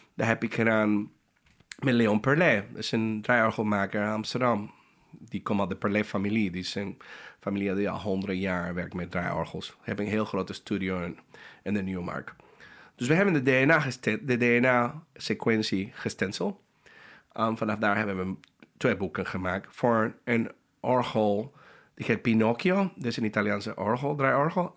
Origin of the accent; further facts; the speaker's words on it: Panama; Dutch is a second language; moved away; Ik kom uit Panama